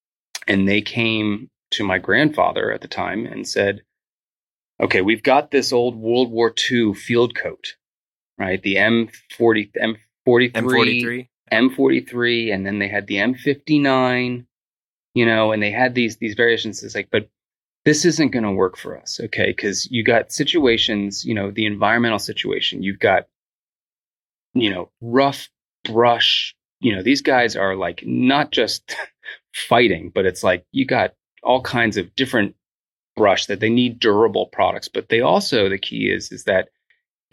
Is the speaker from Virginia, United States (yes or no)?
yes; Northern Virginia, United States; I grew up in Northern Virginia